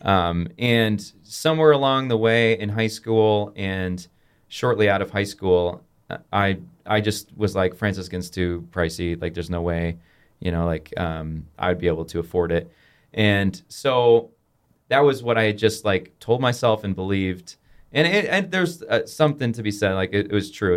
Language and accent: English; Rockford, Illinois, United States; I grew up in Rockford, Illinois